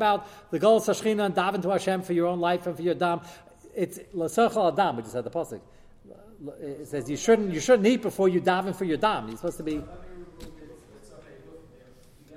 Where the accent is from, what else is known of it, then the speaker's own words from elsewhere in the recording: United States; I'm as American as you guys are. I want to explain to you, I'm more American than most of you. Fourth generation.